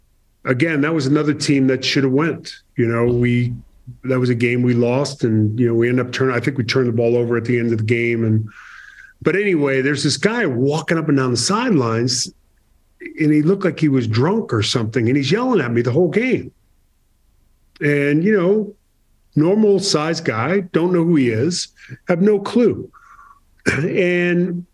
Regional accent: Boston, Massachusetts, United States; I'm from Boston

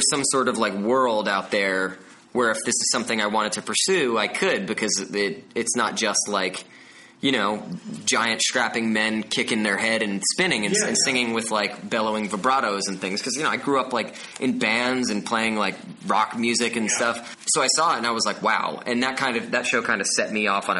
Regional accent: Bergen County, New Jersey, United States; I'm from New Jersey

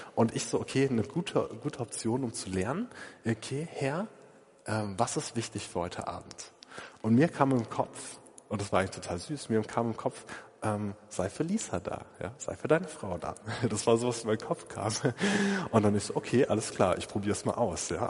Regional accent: Essen, North Rhine-Westphalia, Germany; in Essen an einem See, also da, da komme ich her, ja, ähm, aus der Gegend

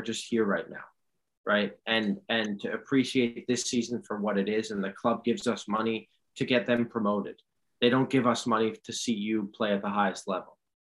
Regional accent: New York City, New York, United States; also born or lived in Dortmund, Germany; I grew up in New York City

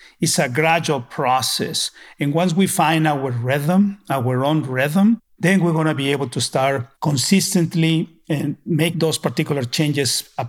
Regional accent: Mexico; moved away; I'm originally from Mexico

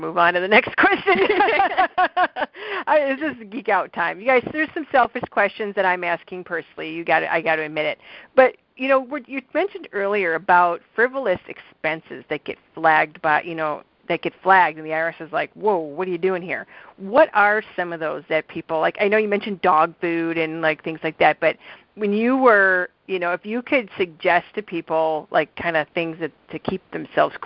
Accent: Illinois, United States; moved away as an adult; also born or lived in North Dakota; I'm from Illinois

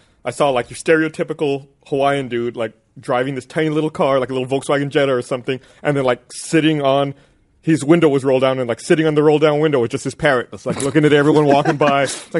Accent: Panama; I'm from Panama, and he was saying, what happened in Spanish?

